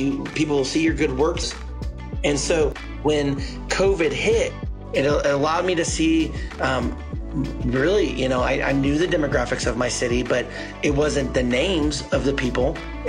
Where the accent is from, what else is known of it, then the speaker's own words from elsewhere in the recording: Kansas City, Missouri, United States; first language English; This is where I'm from. So I grew up here.